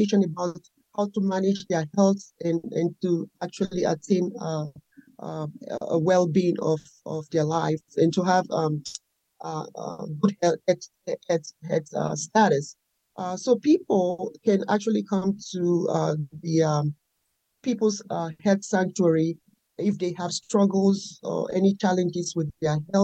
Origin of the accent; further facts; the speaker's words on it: Nigeria; moved away as an adult; now in United States; I was raised and born in Nigeria